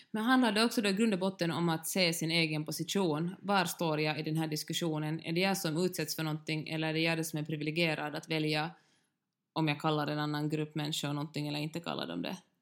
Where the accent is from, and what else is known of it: Finland